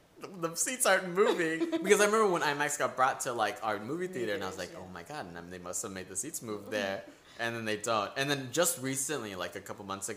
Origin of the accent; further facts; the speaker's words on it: Mexico; moved away; I am from Mexico